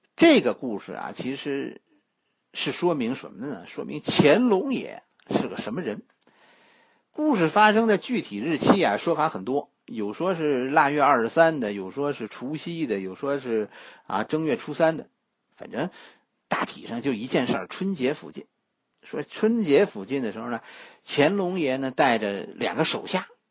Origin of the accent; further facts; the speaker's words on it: Beijing, China; 我是吃护国寺小吃长大的